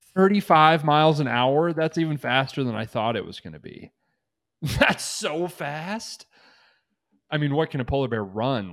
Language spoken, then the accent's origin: English; United States; I'm from America